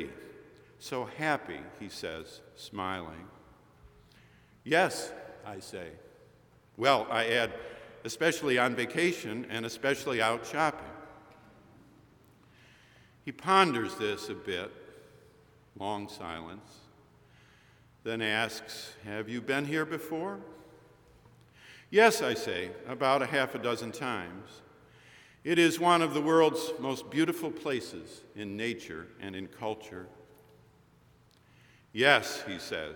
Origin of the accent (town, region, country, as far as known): Boston, Massachusetts, United States